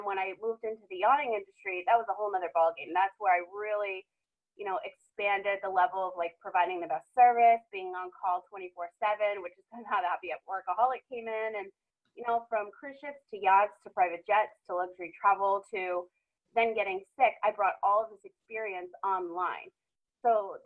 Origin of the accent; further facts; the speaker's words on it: Rhode Island, United States; also born or lived in Boston / Los Angeles / Las Vegas; now in San Diego, United States; I'm originally from Rhode Island.